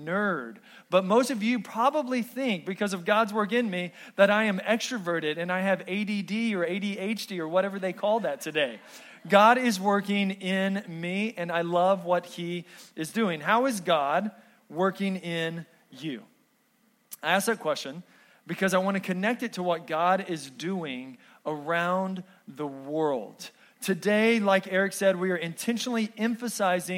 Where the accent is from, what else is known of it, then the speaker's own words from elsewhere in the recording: Texas, United States; moved away; Growing up in Texas